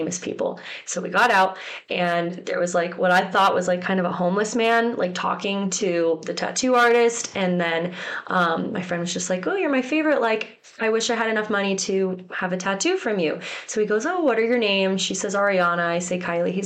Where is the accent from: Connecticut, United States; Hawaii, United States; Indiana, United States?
Connecticut, United States; I grew up in Connecticut, and I'm 45 minutes from New York City